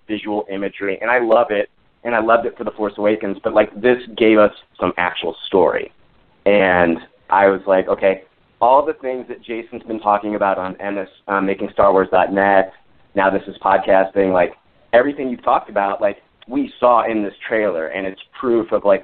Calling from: Illinois, United States; I'm actually calling from Illinois

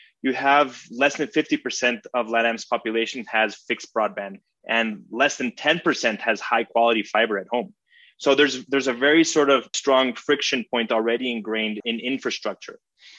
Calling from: Mexico City, Mexico; I'm in Mexico City right now.

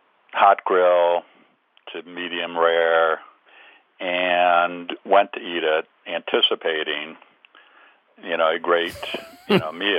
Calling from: Traverse City, Michigan, United States; Traverse City, Michigan.

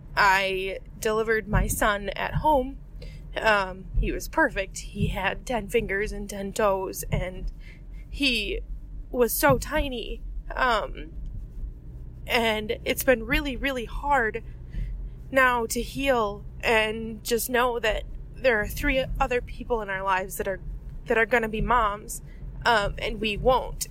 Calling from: Waukesha, Wisconsin, United States; I'm calling from Waukesha, Wisconsin

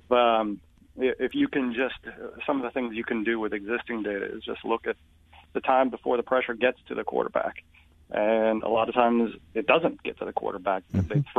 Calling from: Connecticut, United States; I am in Connecticut, near my old ESPN stomping grounds.

